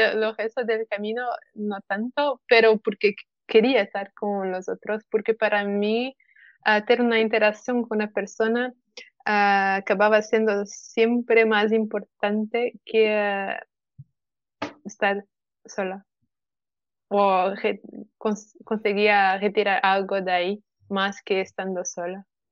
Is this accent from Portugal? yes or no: yes; Portugal; Spanish is a second language; yo soy de Portugal, que es eh, un país Mejor que la España.